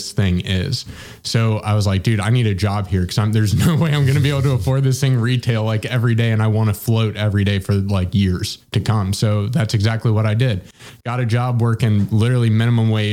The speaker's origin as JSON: {"language": "English", "town": "Cincinnati", "region": "Ohio", "country": "United States", "tie": "born or raised there", "said": "born and raised in Cincinnati"}